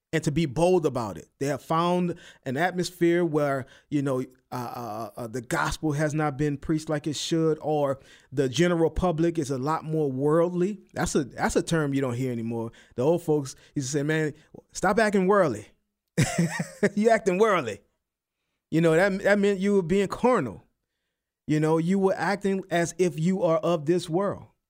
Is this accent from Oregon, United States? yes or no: no; New Orleans, Louisiana, United States; accent: New Orleans; my, my little accent, my New Orleans accent